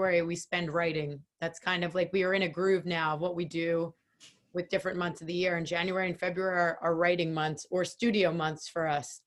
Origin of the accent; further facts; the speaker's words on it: Philadelphia, Pennsylvania, United States; moved away as an adult; now in New Jersey, United States; We're all from Philly.